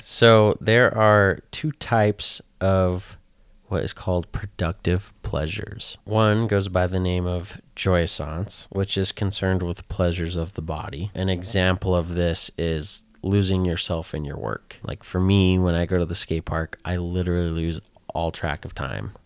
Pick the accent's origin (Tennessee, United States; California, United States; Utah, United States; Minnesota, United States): Utah, United States